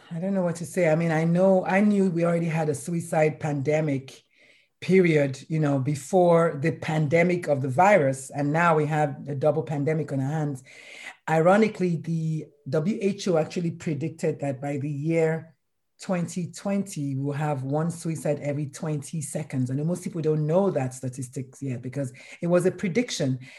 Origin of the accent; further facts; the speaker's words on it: Nigeria; I'm Nigerian